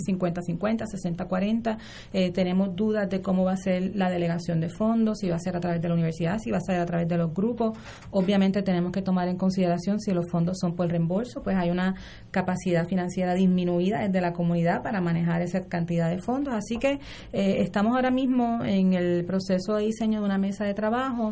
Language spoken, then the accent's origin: Spanish; Puerto Rico; Senia y yo somos residentes de Río Piedras